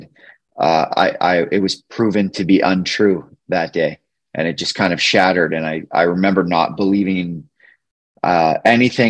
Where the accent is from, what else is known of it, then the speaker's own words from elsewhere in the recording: Beaumont, Alberta, Canada; now in Edmonton, Canada; I grew up in a small town just outside of Edmonton. It's called Beaumont.